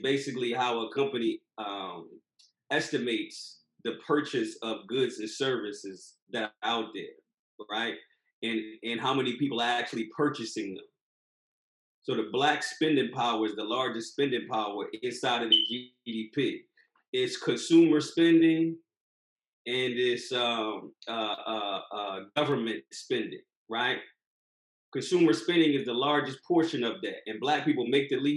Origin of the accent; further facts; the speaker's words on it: Philadelphia, Pennsylvania, United States; moved away; Growing up in Philly